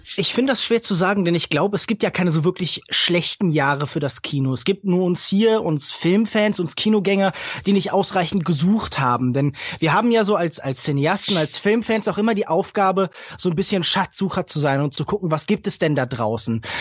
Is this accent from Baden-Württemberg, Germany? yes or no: yes; Heidelberg, Baden-Württemberg, Germany; ich komme ja aus Heidelberg